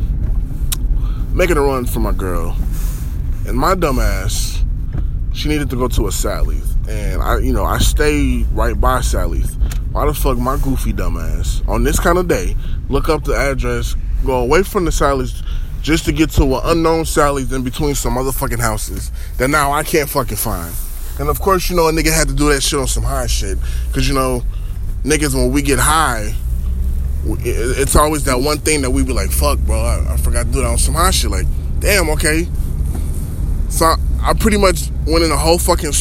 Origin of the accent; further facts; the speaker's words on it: Minnesota, United States; I'm from Minnesota. Lived in Minnesota all my life.